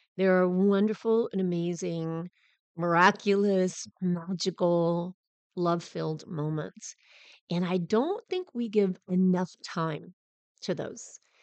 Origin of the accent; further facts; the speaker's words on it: Southern California, United States; I'm from Southern California